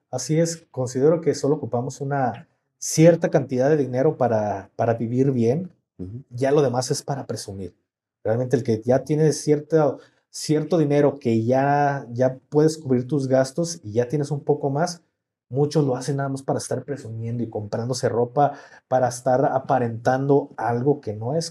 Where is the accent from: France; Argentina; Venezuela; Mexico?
Mexico; somos mexicanos